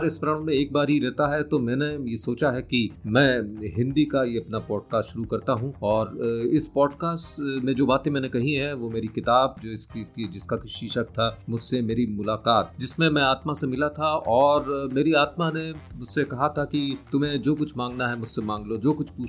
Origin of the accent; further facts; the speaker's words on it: Bhopal, Madhya Pradesh, India; मैं भी भोपाल का रहने वाला हूँ